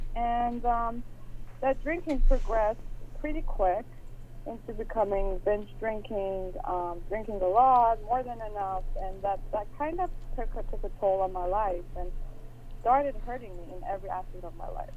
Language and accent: English; Iran; moved away as an adult; I grew up in Iran, and I moved here a few years back.